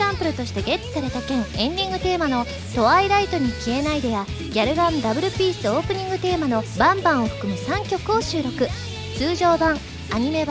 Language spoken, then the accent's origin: Japanese; Osaka, Japan; accent: Kansai dialect; 大阪出身そうなんです大阪出身で3人ともパーソナリティが大阪出身なのでもうバンバン関西弁で